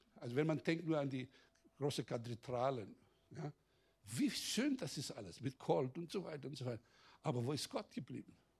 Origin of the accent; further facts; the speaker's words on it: Greece; Bei uns in Griechenland